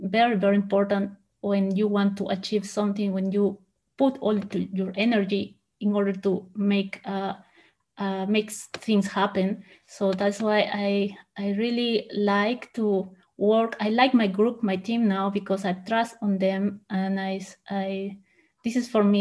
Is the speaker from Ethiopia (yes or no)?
no; Peru; English is a second language; moved away as an adult; also born or lived in Huancayo, Peru / Lima, Peru; now in Germany; I was born in Huancayo. It is a small city in the mountains in Peru, but I moved to Lima, the capital, with my parents and my sisters